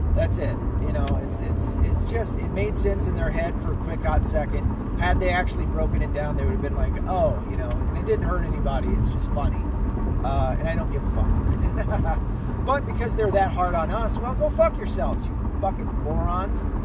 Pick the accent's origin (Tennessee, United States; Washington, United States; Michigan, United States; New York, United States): Tennessee, United States; moved away; I'm from Tennessee.